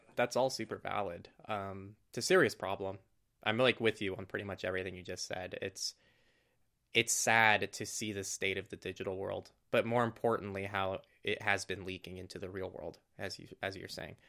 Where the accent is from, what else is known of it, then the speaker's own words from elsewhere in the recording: California, United States; in my hometown, which is just a tiny hometown, middle of nowhere. Not middle of nowhere, but it's, it's in California